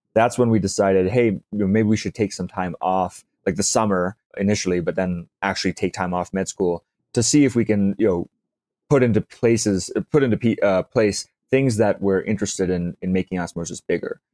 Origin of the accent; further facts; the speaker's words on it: South Africa; I grew up in South Africa